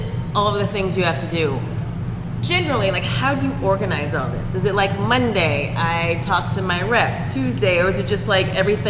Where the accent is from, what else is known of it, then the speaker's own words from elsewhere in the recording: the South, United States; I'm from the South.